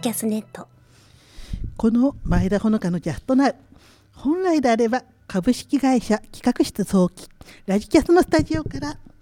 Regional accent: Machida, Tokyo, Japan; 地元町田で今私は個人的に自宅を開放して

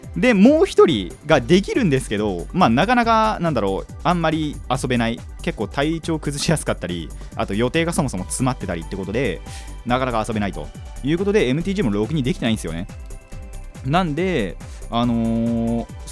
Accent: Kanagawa, Japan; 僕の地元から岩手いつも行くところまでは500キロある

